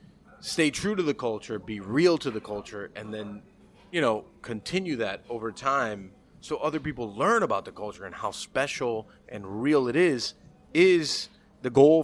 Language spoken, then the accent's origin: English; Miami, Florida, United States; No, I'm from Miami.